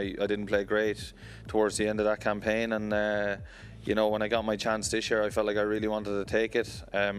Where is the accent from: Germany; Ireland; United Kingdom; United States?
Ireland; as an Irish player growing up.